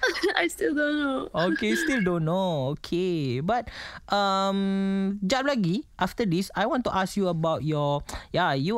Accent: Malaysia; seorang penulis yang uh, sangat-sangat membanggakan kita sebagai rakyat Malaysia.

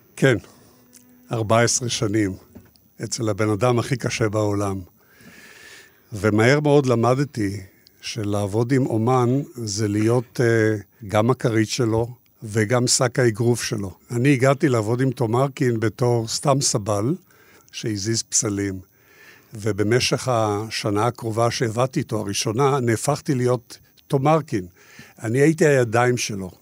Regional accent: Israel; אני גדלתי בקיבוץ בתור ילד עם המון המון בעיות

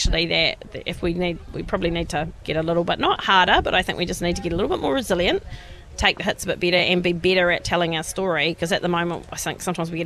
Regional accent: Westland, West Coast, New Zealand; I'm from Westland, so obviously I'm a West Gold gal.

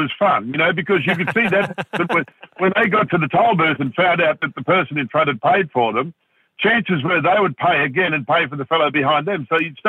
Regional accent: Sydney, New South Wales, Australia; moved away; I'm originally from Sydney

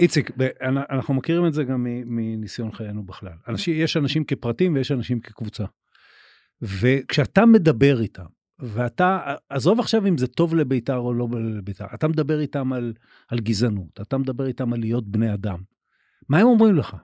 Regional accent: Haifa, Haifa District, Israel; אני אני גדלתי בחיפה אוקיי גדלתי בקריות

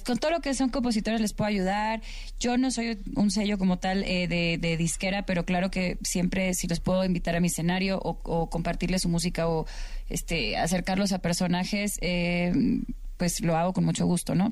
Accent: Guadalajara, Jalisco, Mexico; en mi tierra, en Guadalajara

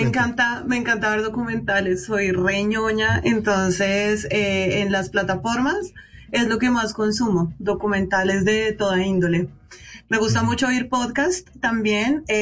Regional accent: Bogotá, Colombia; a los rolos nos hacen bullying en todas partes

